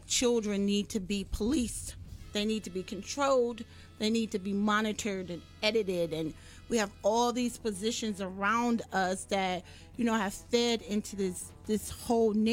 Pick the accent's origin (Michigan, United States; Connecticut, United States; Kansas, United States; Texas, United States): Michigan, United States; Detroit; Born and raised in Detroit